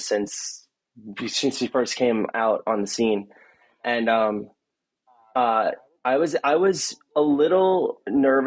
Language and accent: English; Long Island, New York, United States; I'm from Long Island